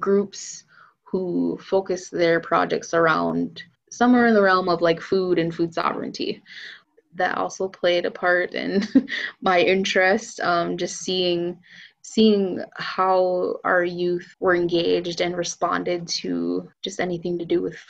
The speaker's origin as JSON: {"language": "English", "area": "Menominee Reservation", "region": "Wisconsin", "country": "United States", "tie": "born or raised there", "also_born_or_lived": "Madison, Wisconsin", "said": "I grew up on the Menominee Reservation"}